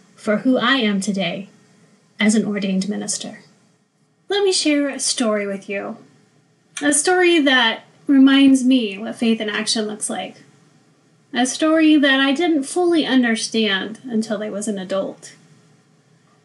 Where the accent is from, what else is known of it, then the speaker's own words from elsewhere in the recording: Oklahoma, United States; I grew up in Oklahoma